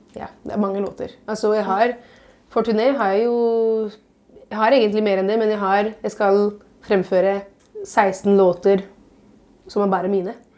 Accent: Italy; now in Norway; som italiener

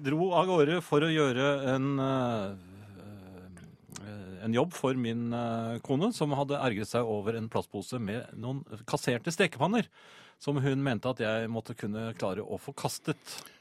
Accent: Bærum, Akershus, Norway; jeg kommer jo fra, fra Bærum jeg, den gangen.

